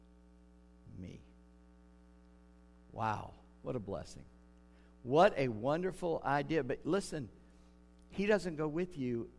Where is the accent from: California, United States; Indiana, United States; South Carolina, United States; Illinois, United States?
South Carolina, United States; North Charleston; moved away; I grew up in Charleston, North Charleston, South Carolina